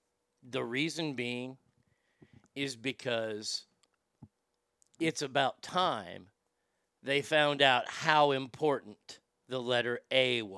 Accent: the South, United States; accent: Southern; I would not trade my Southern accent for anything

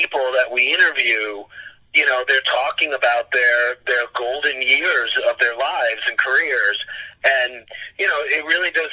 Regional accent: New York, United States; growing up in New York

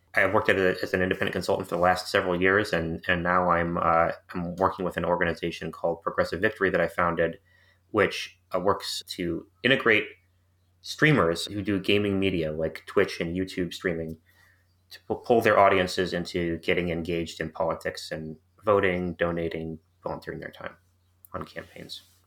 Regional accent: St. Louis, Missouri, United States; moved away; I grew up in Saint Louis, Missouri, where my family was, uh, living because my father was working for a local medical school

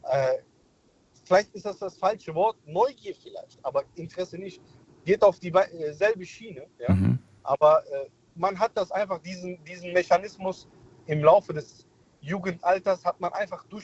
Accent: Mainz, Rhineland-Palatinate, Germany; Hi, ich bin der … ich komme aus Mainz.

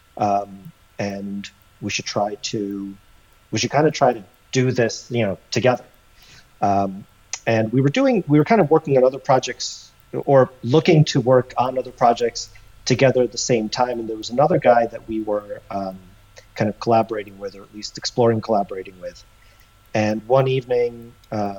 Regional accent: Russia; moved away; I'm from Russia

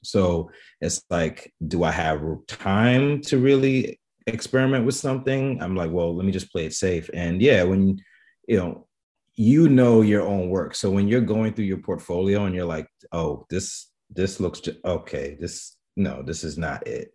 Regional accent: New York City, New York, United States; I'm born and raised in the Bronx, Bronx, New York

